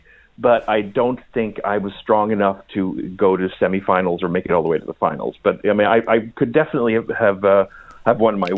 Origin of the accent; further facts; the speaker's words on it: Sweden; also born or lived in Austria / United States; I grew up in Sweden and Austria and in America.